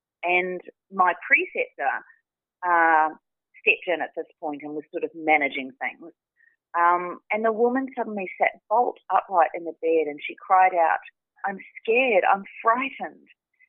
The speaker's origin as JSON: {"language": "English", "country": "New Zealand", "tie": "born or raised there", "also_born_or_lived": "Australia", "said": "Yeah, so I grew up in New Zealand, although I was born in Australia. I grew up in New Zealand"}